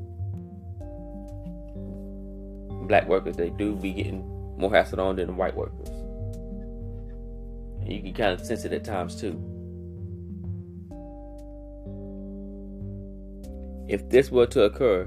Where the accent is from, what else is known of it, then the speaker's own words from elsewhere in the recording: Louisville, Kentucky, United States; I grew up in the West End